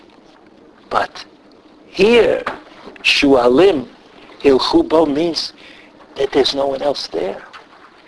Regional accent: New York City, New York, United States; moved away; I'm from Brooklyn.

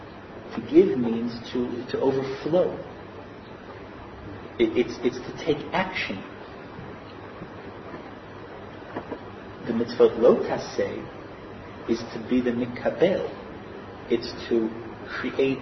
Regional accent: United States; now in Israel; I grew up in America.

